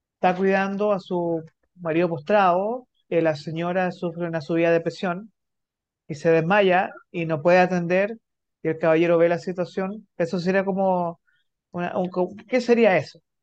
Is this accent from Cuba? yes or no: no; Santiago, Santiago Metropolitan Region, Chile; yo soy de Santiago